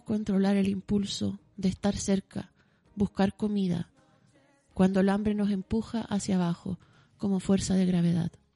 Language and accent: Spanish; Santiago, Santiago Metropolitan Region, Chile; caminé como buena santiaguina por los cerros